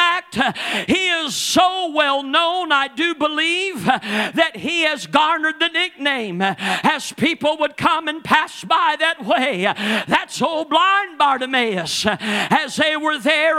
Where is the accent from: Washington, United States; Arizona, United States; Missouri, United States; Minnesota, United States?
Missouri, United States; Ellsinore; moved away; I can go into Elsinore, Missouri, and I can go and not have been there for years and years and years, but that's Brother … where I grew up